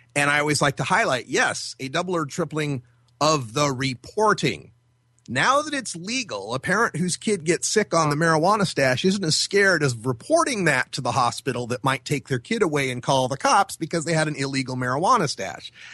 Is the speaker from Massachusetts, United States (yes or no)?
no; Idaho, United States; now in Oregon, United States; I'm originally from Idaho